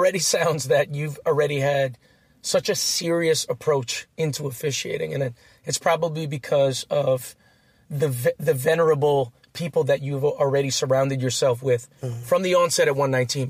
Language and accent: English; Philippines; I'm Filipino.